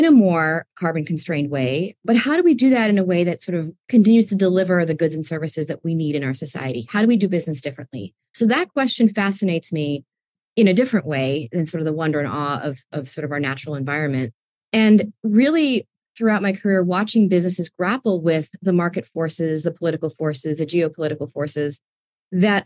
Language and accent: English; New York City, New York, United States; I grew up in New York City, where there are trees. There are a few of them on the block that I grew up in, Queens